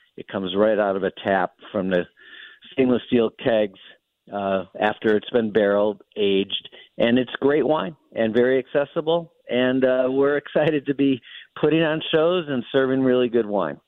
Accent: Milwaukee, Wisconsin, United States; moved away as an adult; also born or lived in St. Louis, United States / New York, United States; I grew up in Milwaukee

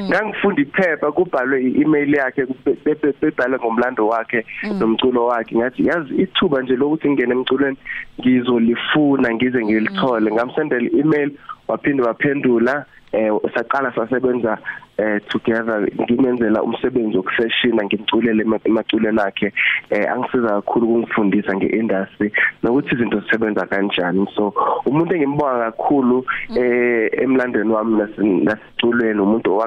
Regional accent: Durban, KwaZulu-Natal, South Africa; ngiphinde ngize lapha ekhaya eThekwini

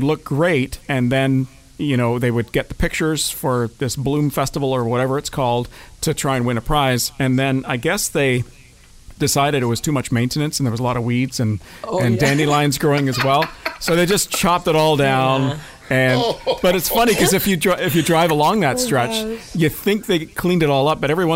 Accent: Brampton, Ontario, Canada; I'm from Brampton

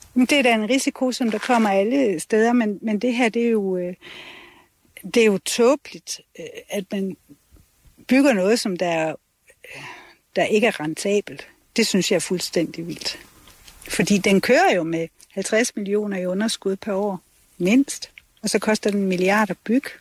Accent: Denmark; det er mit barndomshjem

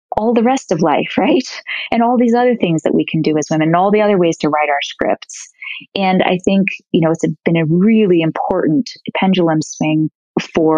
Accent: New York City, New York, United States; growing up in New York

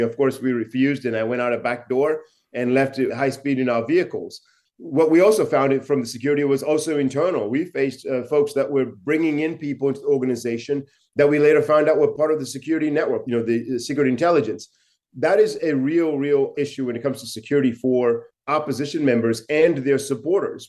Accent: Chinhoyi, Mashonaland West, Zimbabwe; my hometown in Chinoy

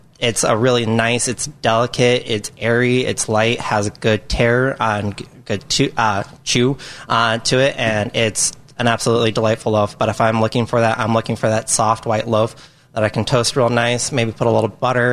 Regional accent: Arizona, United States; moved away; I grew up in Arizona. We always had fresh avocados out

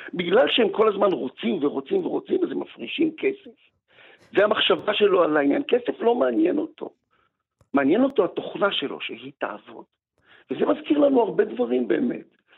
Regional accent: Israel; המקום הזה שאני נולדתי בו ואבא שלי נולד בו

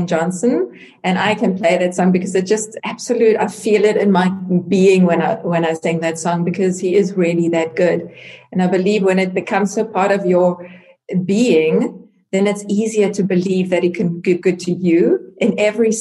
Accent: Salt Rock, KwaZulu-Natal, South Africa; moved away as an adult; also born or lived in Durban, South Africa / Johannesburg, South Africa; now in Germany; I was born in South Africa, in Durban, That's the north coast of South Africa. And I grew up in a little town called Salt Rock.

